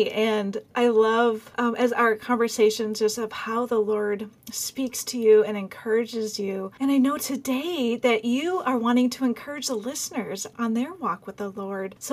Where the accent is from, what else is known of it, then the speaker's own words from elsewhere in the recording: Peru; now in United States; I'm from Peru, living